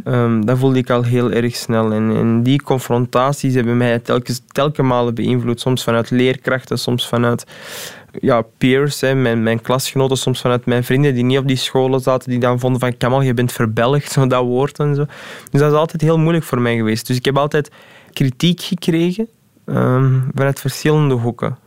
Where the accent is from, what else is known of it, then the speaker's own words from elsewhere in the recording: Antwerp, Flanders, Belgium; also born or lived in Deurne; Ik ben eh, geboren in Deurne. Dan heb ik, maar dan herinner ik mij niet, een jaar ergens in Deurne gewoond. Dan zijn we verhuisd naar Borgerhout